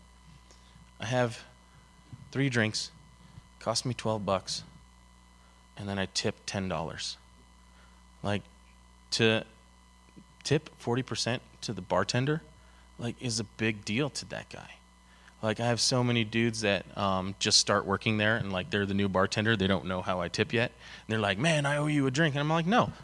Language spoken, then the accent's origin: English; Denver, Colorado, United States; I'm born and raised in Denver. I actually went to high school 4 blocks from this building right here.